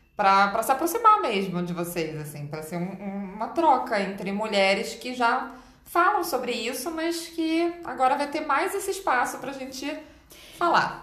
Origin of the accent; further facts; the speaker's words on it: Rio de Janeiro, Brazil; Eu sou carioca